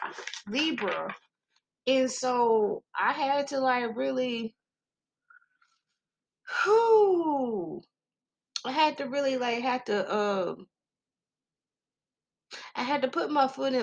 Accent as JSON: {"language": "English", "region": "Texas", "country": "United States", "said": "I'm just country as fuck. I'm from Texas"}